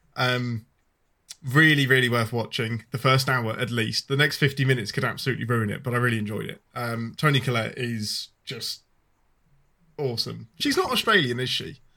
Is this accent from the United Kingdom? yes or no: yes; England, United Kingdom; I'm your Englishman